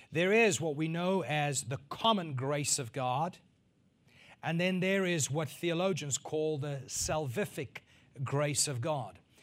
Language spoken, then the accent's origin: English; northern South Africa, South Africa; growing up in South Africa on a farm, in a northern part of South Africa